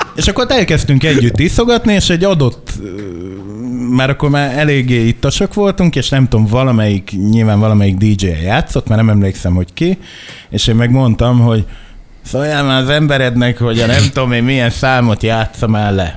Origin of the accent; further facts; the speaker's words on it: Makó, Csongrád-Csanád, Hungary; Makon nőttem föl